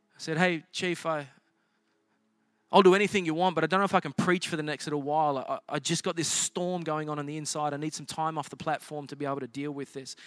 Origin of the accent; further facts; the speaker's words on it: South Coast, New South Wales, Australia; moved away as an adult; now in United States; I grew up on the South Coast.